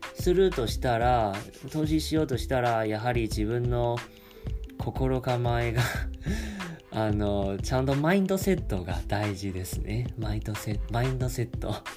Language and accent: Japanese; Taiwan; first language Chinese; Japanese is a second language; 自分は中国語を話せます。もちろん、あの、台湾出身ですし